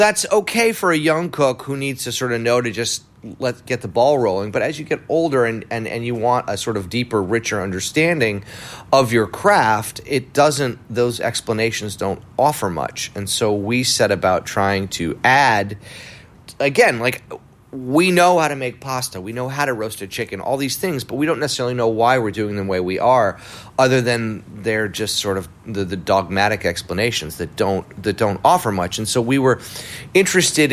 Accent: New York City, New York, United States; also born or lived in Providence, Rhode Island; I was born in Providence, Rhode Island. I grew up in New York City, but yeah, born in New England, and found my way to New York when I was about 7 years old

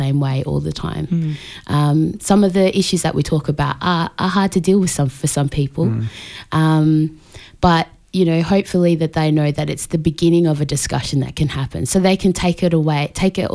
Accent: Australia; I'm Australian born, but my heritage is from Tonga.

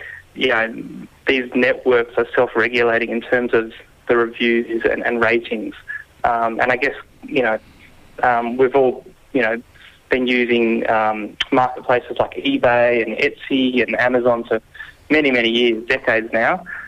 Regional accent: New South Wales, Australia; I'm from New South Wales

